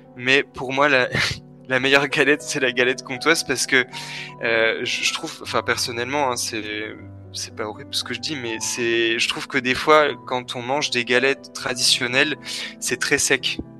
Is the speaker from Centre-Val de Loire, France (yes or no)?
no; Besançon, Bourgogne-Franche-Comté, France; now in Switzerland; je viens de Franche-Comté, exactement de, Besançon